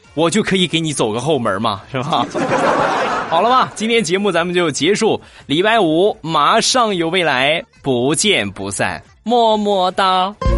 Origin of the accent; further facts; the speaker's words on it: Rizhao, Shandong, China; 我们家乡的特产，日照绿茶